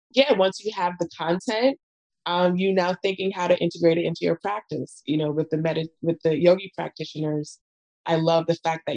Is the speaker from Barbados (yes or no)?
yes; Barbados; I'm from Barbados